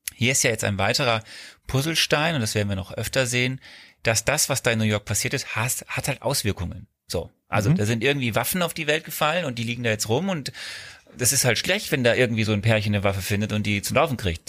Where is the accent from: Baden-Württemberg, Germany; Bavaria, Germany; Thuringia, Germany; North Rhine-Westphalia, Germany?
North Rhine-Westphalia, Germany; Archdiocese of Cologne; wir kommen ja beide aus dem Bistum Köln.